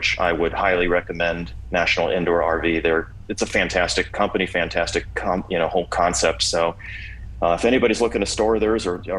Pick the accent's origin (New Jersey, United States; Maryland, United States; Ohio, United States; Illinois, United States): Ohio, United States; Kent; I grew up in Kent, Ohio, which is not far from where you